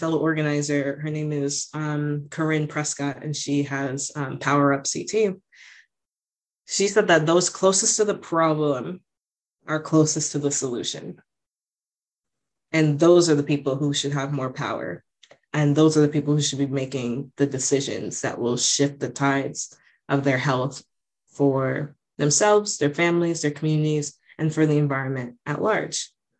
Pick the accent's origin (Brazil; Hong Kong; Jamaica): Jamaica; now in United States; The fact that environmental injustices harm people like myself, but also people of my family, right? As Jamaican immigrants, as people who are islanders, and so on and so forth. As queer Black women existing in America